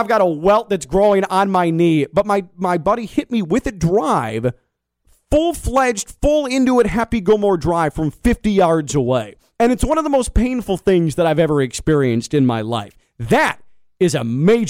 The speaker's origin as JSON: {"language": "English", "town": "Chicago", "region": "Illinois", "country": "United States", "tie": "born or raised there", "moved": "as an adult", "said": "I'm from Chicagoland"}